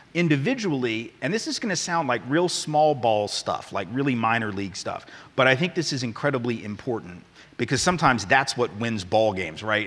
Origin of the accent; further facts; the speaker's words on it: the American South, United States; as a Southerner, you know, I, I, who, whose family did include both those who owned slaves and those who were abolitionists.